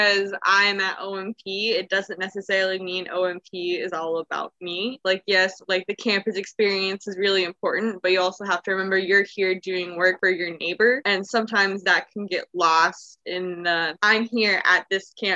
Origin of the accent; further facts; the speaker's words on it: Arkansas, United States; I'm from Bologna, Arkansas